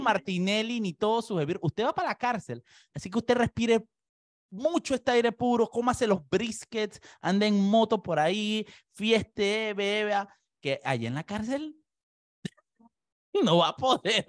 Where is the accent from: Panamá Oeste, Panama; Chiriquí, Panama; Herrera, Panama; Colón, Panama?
Panamá Oeste, Panama; La Chorrera; Yo soy de chorrera